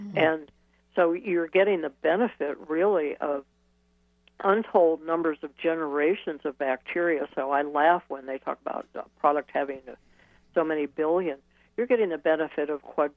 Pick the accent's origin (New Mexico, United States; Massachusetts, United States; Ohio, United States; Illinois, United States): Ohio, United States; moved away; also born or lived in Wisconsin; I came from Ohio